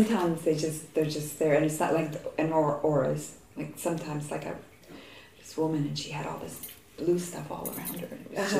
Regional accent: Canada; moved away as an adult; also born or lived in Tennessee; now in Toronto, Canada; I have family here, but because I'm Canadian

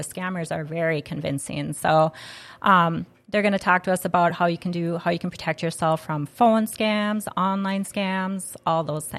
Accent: Grand Forks, North Dakota, United States; I've been born and raised in Grand Forks or surrounding communities my whole life.

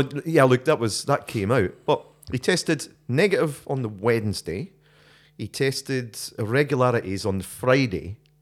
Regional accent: Scotland, United Kingdom; moved away; my Scottishness

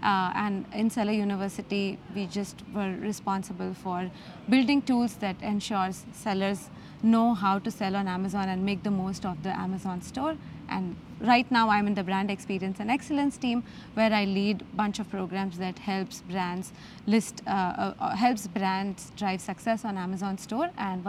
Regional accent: Mumbai, Maharashtra, India; born or raised there

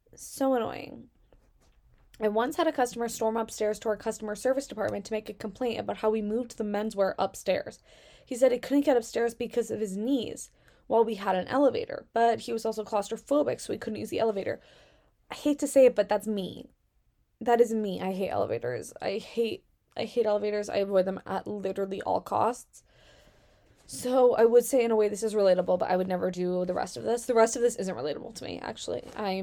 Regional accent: Virginia, United States; No, I'm from Virginia. You're from Russia.

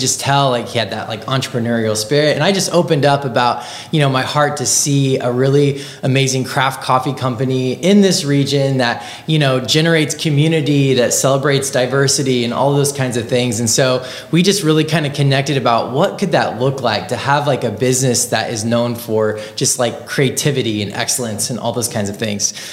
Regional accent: Marion, United States; moved away as an adult; also born or lived in Kansas City; I grew up in Marion

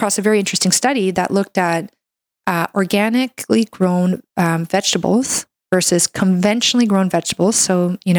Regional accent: Canada; I'm a Canadian medical doctor

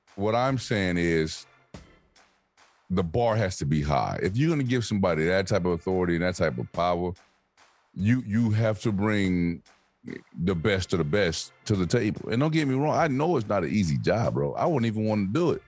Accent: Alabama, United States; moved away; the further I'm away from Alabama, man, the further away I'm away from home. Like when I go home, I'm connected.

